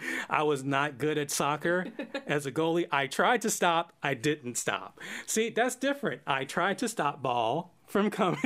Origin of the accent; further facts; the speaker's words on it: United States; because we're from the United States.